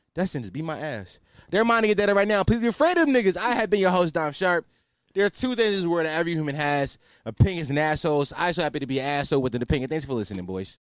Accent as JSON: {"language": "English", "town": "Philadelphia", "region": "Pennsylvania", "country": "United States", "said": "I'm culturally Muslim 'cause I'm from Philly"}